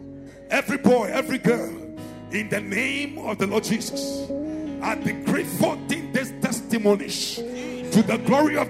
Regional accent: Ghana; I'm proud of being a Ghanaian

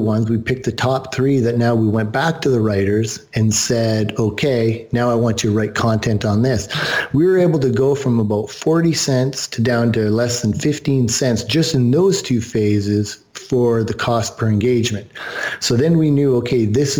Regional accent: Canada; I'm Canadian

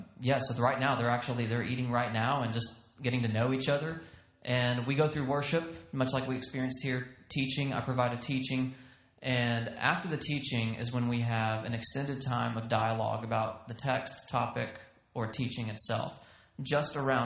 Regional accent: Texas, United States; accent: Southern; also born or lived in Georgia; now in Bozeman, United States; We have Texas pride. So my wife always says, you know, we have to tell people we're from Texas, not Georgia. We're from Texas.

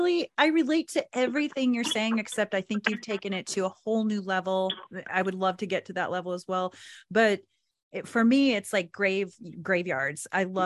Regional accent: Anadarko, Oklahoma, United States; I grew up in Anadarko, Oklahoma

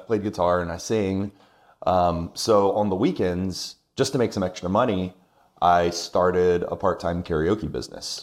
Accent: Irmo, South Carolina, United States; also born or lived in Augusta, Georgia / Rock Hill, South Carolina; now in Lexington, United States; Irmo, actually. That's right, okay. Yes, yeah, yeah. Uh, ever since I was two. I was born in Georgia, just right there in Augusta

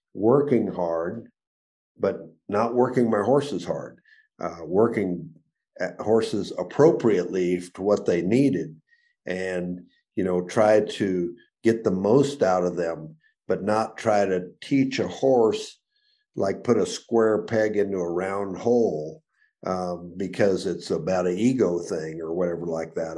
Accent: Arizona, United States; also born or lived in Chicago, Illinois; I was born in Chicago um, in 1950. Uh, 1958, we moved to Arizona

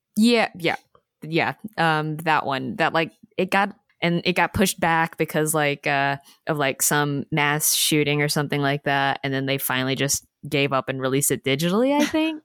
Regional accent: Alabama, United States; I'm from Alabama

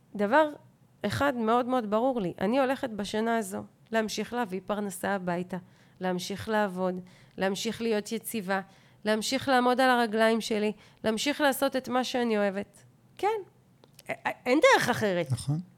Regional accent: Hof Ashkelon, Southern District, Israel; פה אני מדברת כבר כתושבת חוף אשקלון

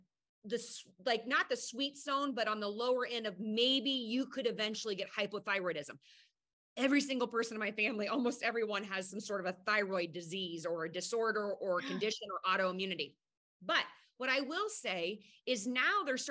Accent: Midwest, United States; I'm from the Midwest.

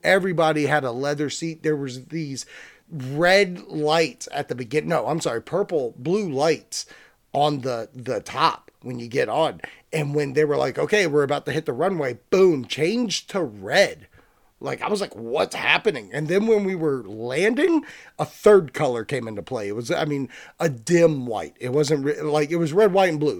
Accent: Virginia, United States; So I'm from Virginia. I live in Virginia

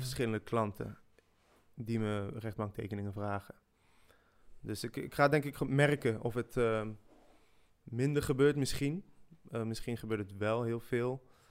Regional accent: Netherlands; first language French; Dutch is a second language; also born or lived in Switzerland; ik ben in Zwitserland geboren en kwam op mijn zesde, toen werd ik net zeven, eh, in Nederland

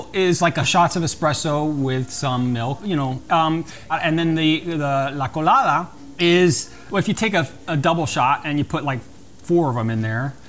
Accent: Miami, Florida, United States; I'm Cuban. I was born and raised in North Cuba, otherwise known as Miami.

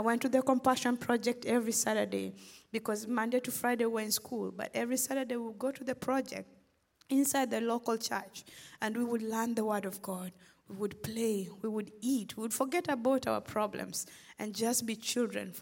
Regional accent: Western Kenya, Kenya; now in Memphis, United States; I'm originally from Kenya. I grew up in a small village in western Kenya to parents who were subsistence farmers.

